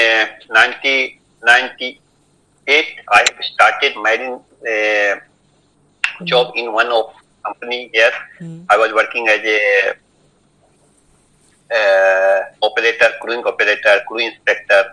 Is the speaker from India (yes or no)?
yes; India; moved away as an adult; now in Ukraine; I came from India in 1992 to pursue a degree in Polytechnic University in software.